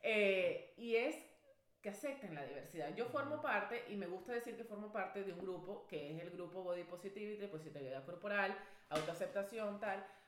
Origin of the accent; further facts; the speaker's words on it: Venezuela; yo soy venezolano, mi pana. Yo nací, crecí y mi cultura es reinados de belleza